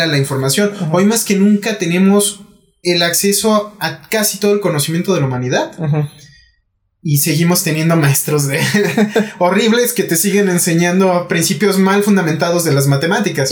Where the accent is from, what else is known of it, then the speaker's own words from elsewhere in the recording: Mexico; ¿qué podemos hacer como mexicanos?